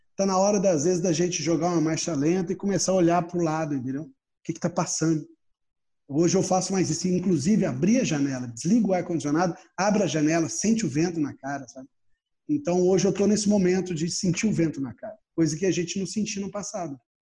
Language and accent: Portuguese; Brazil; sou brasileiro